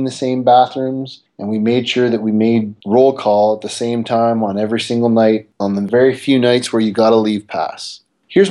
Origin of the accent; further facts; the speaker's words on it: Mississauga, Ontario, Canada; We grew up together in Mississauga